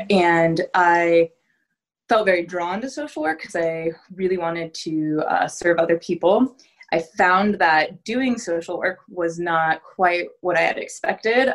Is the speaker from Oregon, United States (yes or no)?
yes; Southern Oregon, United States; now in Tigard, United States; I grew up in Southern Oregon in a very small ranching community.